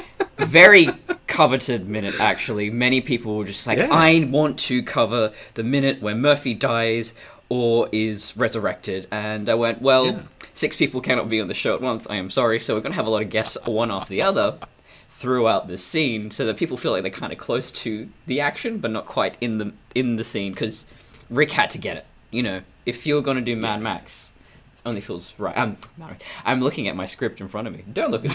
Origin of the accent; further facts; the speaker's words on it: Australia; being Australian